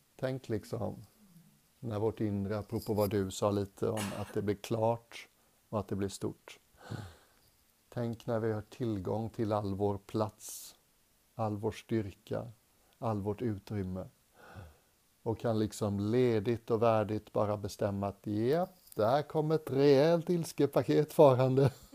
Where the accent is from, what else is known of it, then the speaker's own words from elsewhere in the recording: Sweden; moved away as an adult; also born or lived in England; som svensk